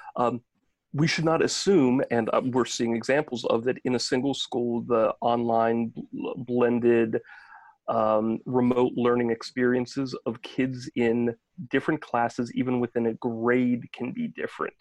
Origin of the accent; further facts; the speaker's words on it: Maryland, United States; also born or lived in New Jersey; I grew up in Maryland and then we ended up moving back here